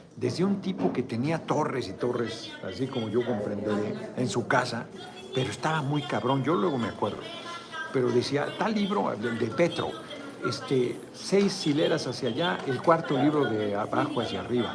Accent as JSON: {"language": "Spanish", "country": "Mexico"}